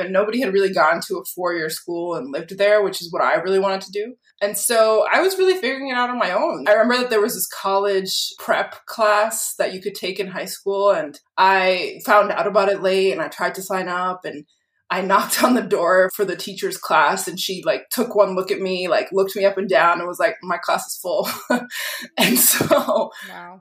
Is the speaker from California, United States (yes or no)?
no; Lynn, Massachusetts, United States; also born or lived in Peabody, Massachusetts; I grew up in Lynn